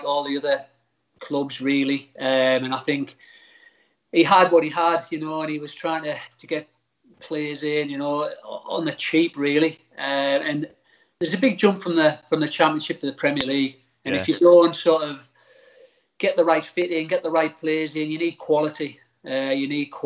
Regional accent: England, United Kingdom; I thought I'm English

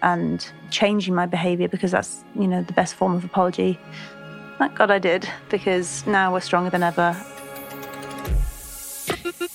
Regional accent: Lancaster, North West England, United Kingdom; I'm 27. I'm from Lancaster

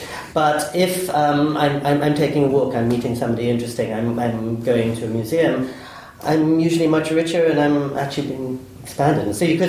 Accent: England, United Kingdom; also born or lived in United States; now in Kyoto, Japan; I did move straight from Midtown Manhattan to a temple in Kyoto, because I thought, growing up in England and the United States, I'd been taught how to speak.

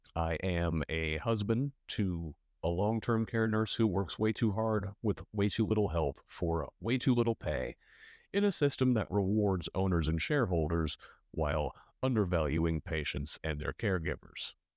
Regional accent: Michigan City, Indiana, United States; now in Bloomington, United States; In northwest Indiana, my hometown of Michigan City

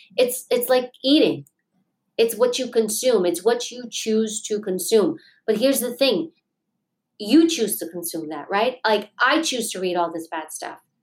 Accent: New York City, New York, United States; I grew up in Queens, New York.

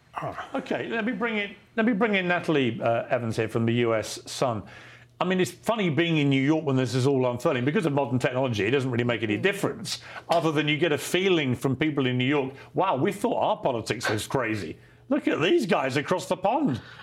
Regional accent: United Kingdom; accent: British; my British accent

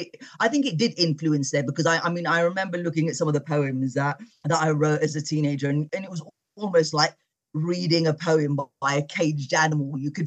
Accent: United Kingdom; I'm British born and my parents are from Morocco. I was the first youngest and the first member of my family to be born in the UK. I was brought up in a Muslim sort of household.

